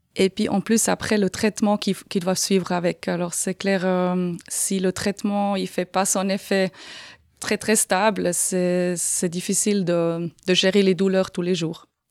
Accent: Aargau, Switzerland; moved away as an adult; also born or lived in Canton of Fribourg; now in Fribourg, Switzerland; Je suis d'origine de l'Argovie, comme on peut peut-être entendre un petit peu avec mon accent.

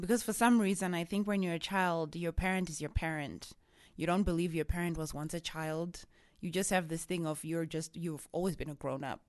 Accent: Harare, Zimbabwe; first language Shona; English is a second language; moved away as an adult; also born or lived in South Africa / England; now in United States; I'm originally from Zimbabwe, in Harare. That's where I grew up

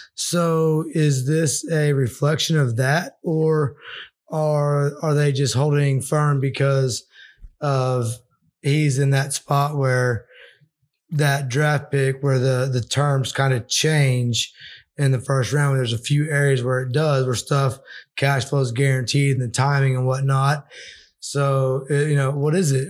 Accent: Arkansas, United States; I'm from Arkansas

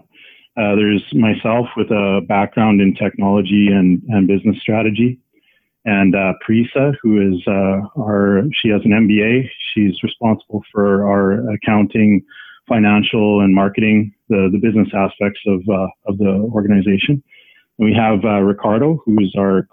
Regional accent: Saskatchewan, Canada; I grew up in Saskatchewan in Canada

